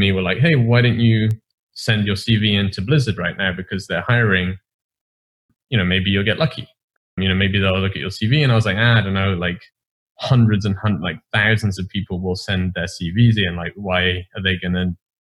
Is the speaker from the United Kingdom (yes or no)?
yes; England, United Kingdom; as an English person, you live this sheltered life